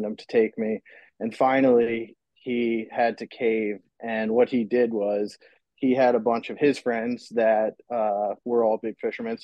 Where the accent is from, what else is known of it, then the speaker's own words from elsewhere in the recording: Manasquan, New Jersey, United States; I grew up in Manasquan here, where I'm living at now